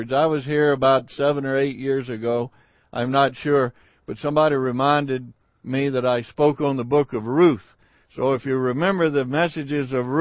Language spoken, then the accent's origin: English; Mississippi, United States; I was born and raised in Mississippi